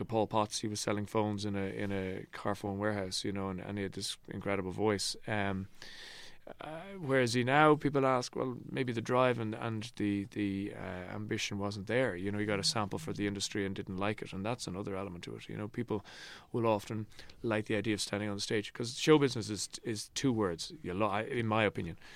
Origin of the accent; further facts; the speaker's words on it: Ireland; also born or lived in New York; this hemming and hawing that we do as Irish people